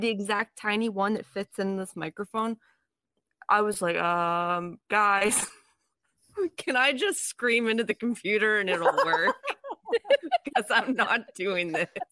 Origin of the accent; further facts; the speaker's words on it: Niles, Ohio, United States; I grew up in Niles, maybe, or like in that area.